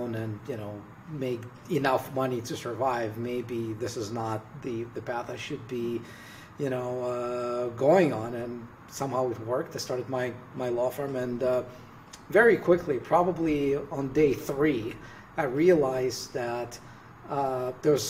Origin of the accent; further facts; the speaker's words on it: Russia; moved away; I'm originally from Russia